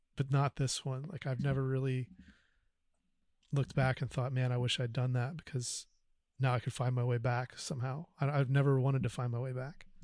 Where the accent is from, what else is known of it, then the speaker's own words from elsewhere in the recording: North Carolina, United States; I grew up in North Carolina